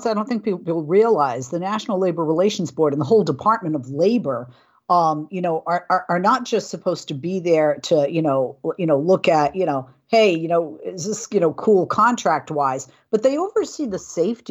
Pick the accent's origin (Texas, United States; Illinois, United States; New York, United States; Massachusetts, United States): Massachusetts, United States; Boston; I'm from Boston, so I'm a Boston girl.